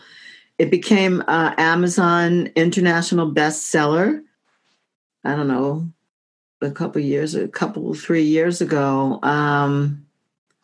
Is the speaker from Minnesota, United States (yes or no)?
no; Oceanside, New York, United States; moved away as an adult; also born or lived in Brooklyn, New York / Washington, D.C.; I was born in Brooklyn. I was raised on Long Island, Oceanside